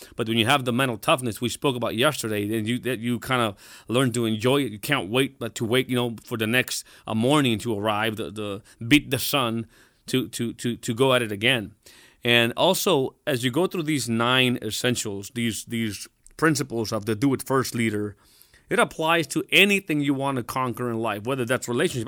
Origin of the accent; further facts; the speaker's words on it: Mexico; I'm, I'm, I'm Mexican. I was born in Mexico.